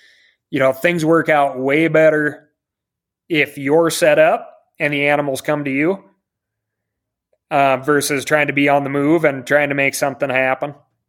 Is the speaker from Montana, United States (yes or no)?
yes; Montana, United States; Like I said, I grew up in the Rattlesnake Wilderness.